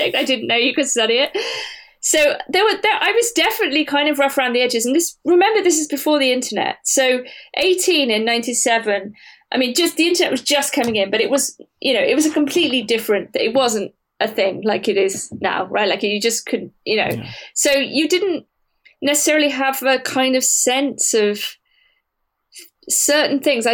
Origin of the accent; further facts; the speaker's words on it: Wiltshire, South West England, United Kingdom; I'm from Wiltshire